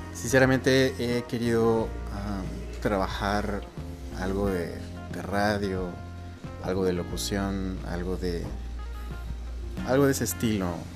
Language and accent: Spanish; Mexico; soy mexicano